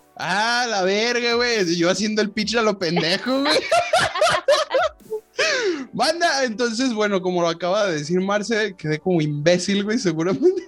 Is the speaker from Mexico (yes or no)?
yes; León, Guanajuato, Mexico; now in Chihuahua, Mexico; yo soy de León